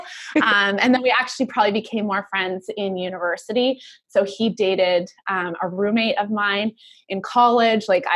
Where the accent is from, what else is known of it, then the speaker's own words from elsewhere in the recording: Vancouver, British Columbia, Canada; also born or lived in United States / Germany; I grew up Vancouver, Canada